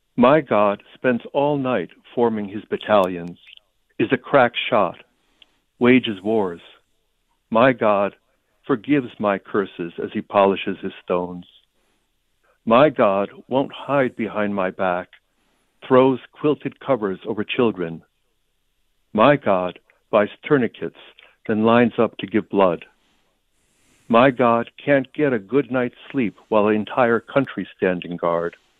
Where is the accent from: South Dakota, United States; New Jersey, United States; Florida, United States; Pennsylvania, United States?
New Jersey, United States; first language Ukrainian; English is a second language; now in Boston, United States; I was born in New Jersey in 1954